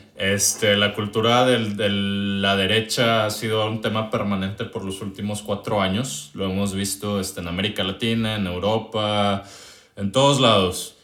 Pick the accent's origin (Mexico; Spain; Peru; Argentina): Mexico